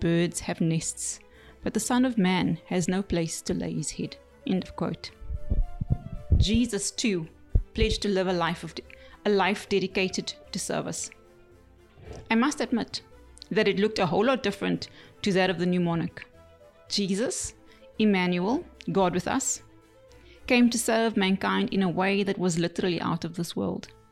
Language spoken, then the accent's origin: English; South Africa; Being South African